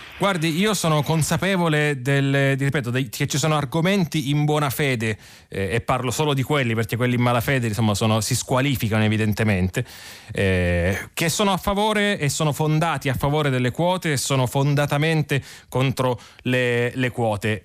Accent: Sicily, Italy; moved away as an adult; io sono nato e cresciuto in Sicilia

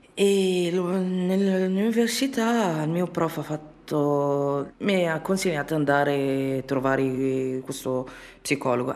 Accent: Libya; Italian is a second language; moved away as an adult; now in Bologna, Italy; ho 28 anni e di origine libico. Mm, sono rifugiata in Italia da due anni e due mesi

